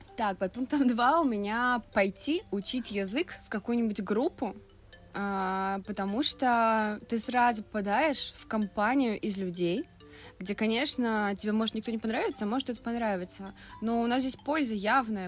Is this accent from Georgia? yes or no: no; Vilnius, Vilnius County, Lithuania; moved away as an adult; also born or lived in Saint Petersburg; Я из Вильнюса сама и 18 лет переехала в Питер